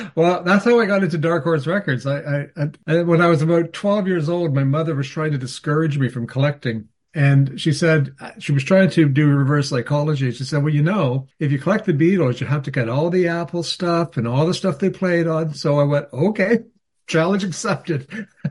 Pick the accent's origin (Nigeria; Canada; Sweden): Canada; I'm Canadian